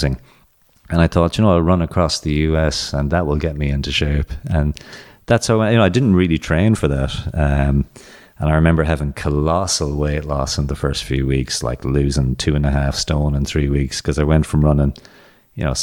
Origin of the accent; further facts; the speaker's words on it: Ireland; moved away as an adult; also born or lived in Boston, United States / Phoenix, United States; growing up in Ireland